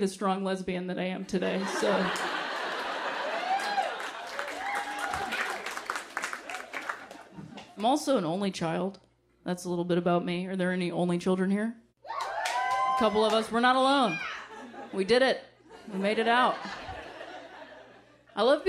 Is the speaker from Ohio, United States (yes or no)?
yes; Ohio, United States; moved away; I'm from Ohio originally